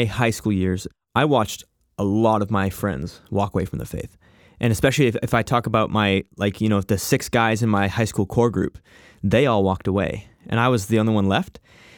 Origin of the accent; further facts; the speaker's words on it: Abbotsford, British Columbia, Canada; also born or lived in Chicago; The little bit about myself, I grew up here in Abbotsford. I was actually a missionary kid. So when I was 6 years old, my dad got a job here at a church in Abbotsford and been living here since.